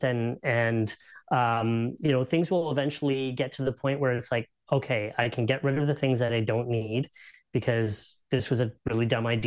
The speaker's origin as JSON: {"language": "English", "country": "Canada", "said": "because we're Canadian"}